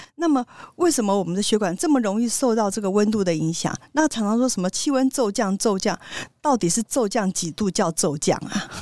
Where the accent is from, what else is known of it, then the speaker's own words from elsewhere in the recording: Taiwan; 我们台湾人很可爱啊